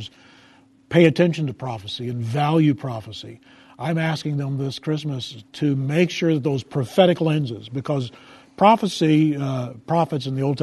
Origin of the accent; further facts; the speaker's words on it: United States; In my national identity as an American